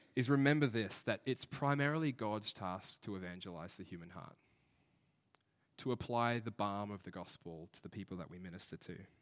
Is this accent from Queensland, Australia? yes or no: yes; Brisbane, Queensland, Australia; we're from Brisbane